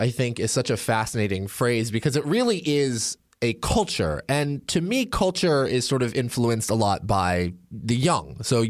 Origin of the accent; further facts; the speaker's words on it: Portland, Oregon, United States; I mentioned that I'm from Portland, Oregon